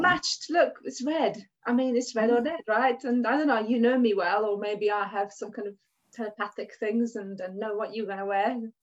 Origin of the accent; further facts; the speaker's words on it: Hungary; English is a second language; moved away as an adult; now in England; I'm Hungarian, um, and I came over to England in 1996 when I was 19 years old.